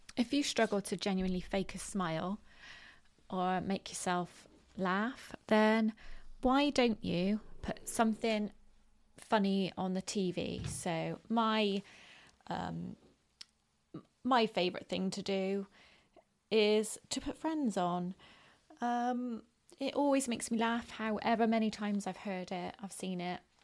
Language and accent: English; Bristol, South West England, United Kingdom; accent: West Country; I am from Bristol in the UK, which is in the southwest of the country, and um, we have a very how can you describe it? Um, well, a West Country accent.